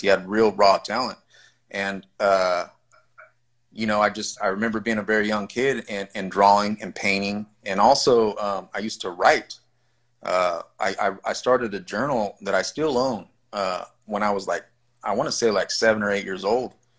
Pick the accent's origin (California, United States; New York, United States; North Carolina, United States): California, United States; I grew up in the Vadio homes in California, Califas